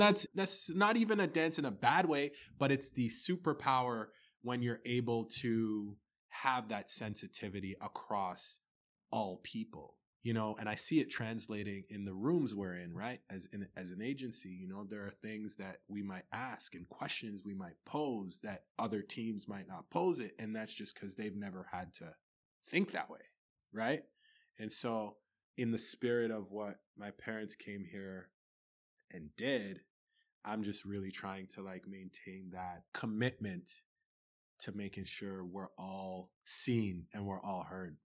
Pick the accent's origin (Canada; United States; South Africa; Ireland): Canada; Toronto, Ontario; also born or lived in Sudbury, Ontario; I was born in Sudbury, Ontario, lived there till I was five, um, then we moved to Toronto